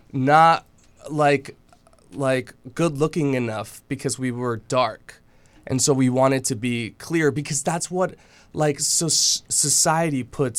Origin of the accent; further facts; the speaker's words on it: Mexico; moved away; I grew up in Mexico